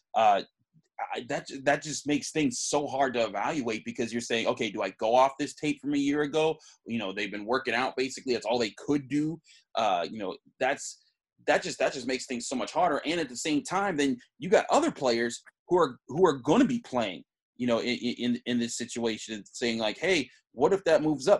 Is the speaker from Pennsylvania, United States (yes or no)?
yes; Pittsburgh, Pennsylvania, United States; I grew up in Pittsburgh